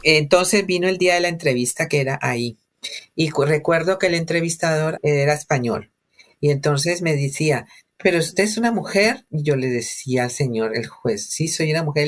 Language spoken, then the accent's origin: Spanish; Cali, Valle del Cauca, Colombia; moved away as an adult; buses de transporte urbano de Cali, que son buses típicos de mi ciudad en los años 90